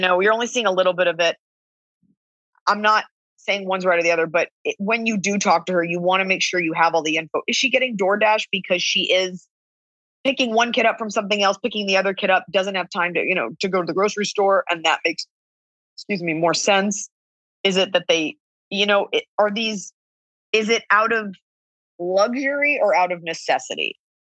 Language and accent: English; Texas, United States; We're both from Texas